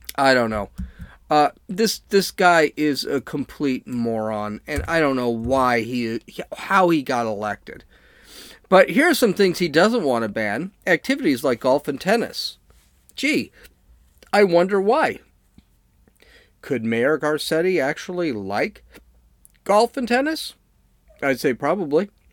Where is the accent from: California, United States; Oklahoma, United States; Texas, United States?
California, United States; Los Angeles; I'm from Los Angeles